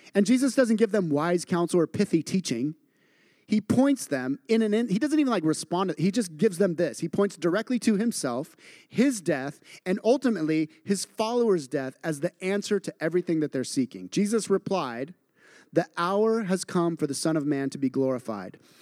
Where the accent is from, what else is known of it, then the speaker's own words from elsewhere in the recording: Idaho, United States; I grew up in Idaho and in a very agrarian culture